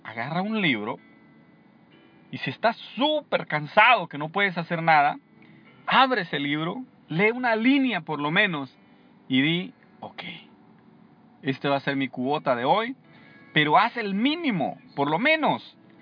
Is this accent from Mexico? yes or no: no; El Salvador; moved away; en mi país, en El Salvador